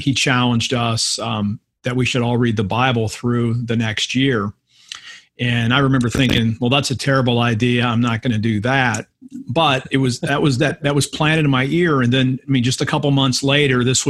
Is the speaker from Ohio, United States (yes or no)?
yes; Akron, Ohio, United States; Home church is in Akron, Ohio, Hope United Methodist.